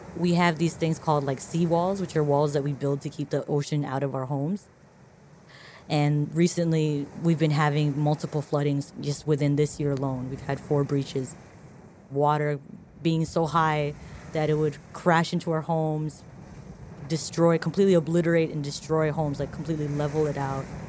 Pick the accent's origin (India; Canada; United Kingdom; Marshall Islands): Marshall Islands; I'm from the Marshall Islands.